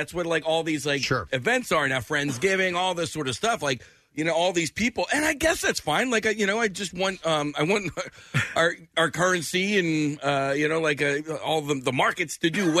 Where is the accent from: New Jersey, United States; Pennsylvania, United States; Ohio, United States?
Pennsylvania, United States; Delaware County; all these people that I grew up in Delaware County